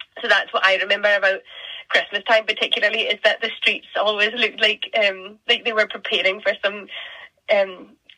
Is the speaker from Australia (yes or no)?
no; Orkney, Scotland, United Kingdom; I'm from Scotland. I'm from the Northern Isles of Scotland. I'm from Orkney.